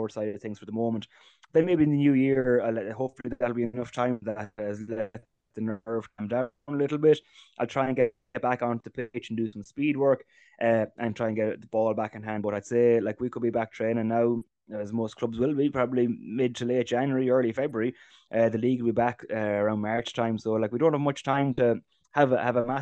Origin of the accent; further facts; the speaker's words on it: Ballyfern, County Roscommon, Ireland; We're from Ballyfern, you know, it's our club together is Ballyfern and Arrigdon and Keju.